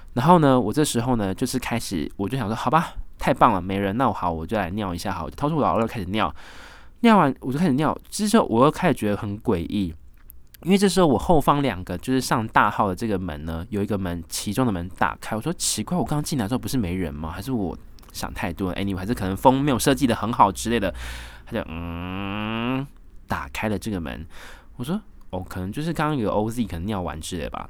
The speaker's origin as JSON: {"language": "Chinese", "country": "Taiwan", "said": "我来自台湾啊，来这边二零一七年打工度假啦"}